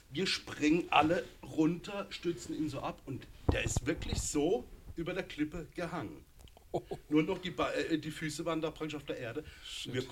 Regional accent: Gernsbach, Baden-Württemberg, Germany; also born or lived in Berlin / Munich; Also ich komme ja von hier aus der Gegend, bin in Baden-Baden geboren, gar genau, Gernsbach und gar genau aufgewachsen und war lange in Berlin, lange in München.

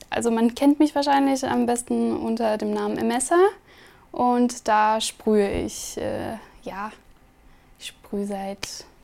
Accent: Kaunas, Kaunas County, Lithuania; German is a second language; Also ich bin geboren und aufgewachsen in Litauen

